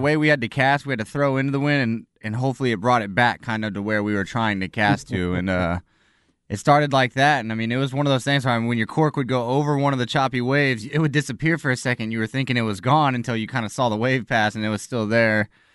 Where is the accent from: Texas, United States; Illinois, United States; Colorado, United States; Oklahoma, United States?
Texas, United States; El Campo; now in Austin, United States; I'm originally from El Campo, Texas.